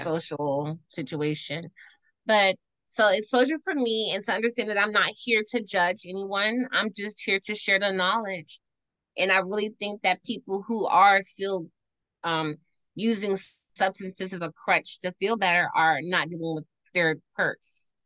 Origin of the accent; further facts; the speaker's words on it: Washington, District of Columbia, United States; I'm from Northwest DC